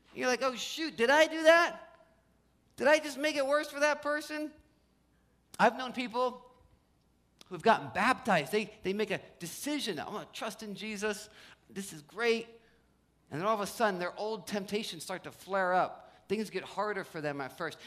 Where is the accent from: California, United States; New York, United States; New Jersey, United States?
New Jersey, United States; also born or lived in Los Angeles; I grew up in Jersey, spent some time in LA. When I first moved back to New Jersey